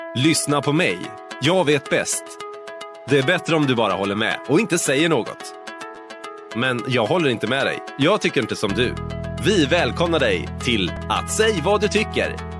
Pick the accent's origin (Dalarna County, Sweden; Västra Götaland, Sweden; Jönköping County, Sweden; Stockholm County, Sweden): Västra Götaland, Sweden; Floda; Floda, vilket även är min hemort